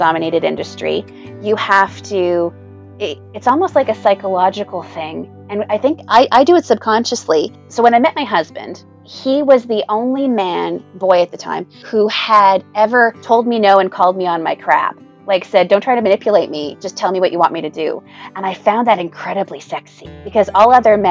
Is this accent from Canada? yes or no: yes; Canada; I'm Canadian.